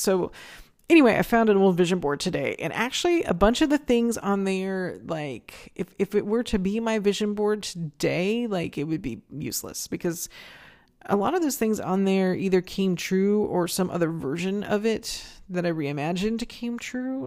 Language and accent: English; Northern California, United States; moved away as an adult; now in Phoenix, United States; when I was in my, my late teens growing up in Northern California